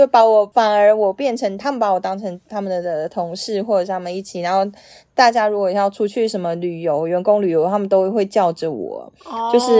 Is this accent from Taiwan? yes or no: yes; Taiwan; moved away as an adult; also born or lived in Shanghai; 只有我一个台湾人那种。